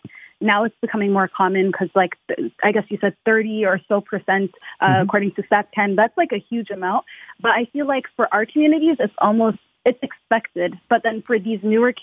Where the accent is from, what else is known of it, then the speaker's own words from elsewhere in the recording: Toronto, Ontario, Canada; I was born in Canada.